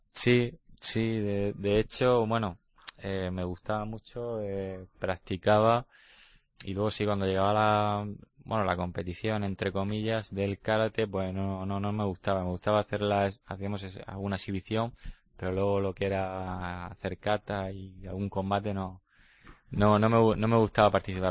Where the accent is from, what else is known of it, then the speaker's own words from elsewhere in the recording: Llano de Brujas, Region of Murcia, Spain; por Llano de Brujas, por mi pueblo